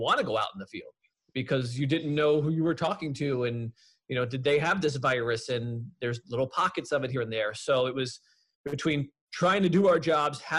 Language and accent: English; Long Island, New York, United States; When I was growing up on Long Island